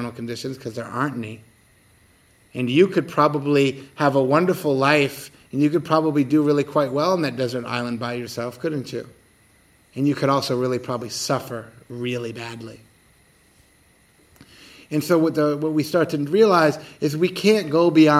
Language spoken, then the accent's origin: English; United States; I'm from America